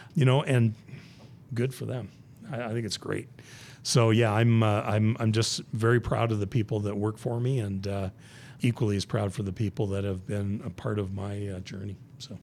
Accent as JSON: {"language": "English", "region": "Southern Ontario", "country": "Canada", "tie": "born or raised there", "also_born_or_lived": "Hamilton, Ontario", "moved": "as an adult", "lives_now": "United States", "said": "born and raised in Southern Ontario"}